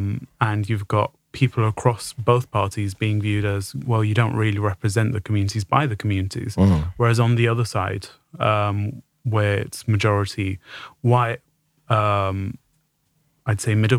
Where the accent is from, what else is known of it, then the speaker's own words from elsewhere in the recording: Tooting, London, United Kingdom; So I was brought up in Tooting, don't sound how typical person South London sounds.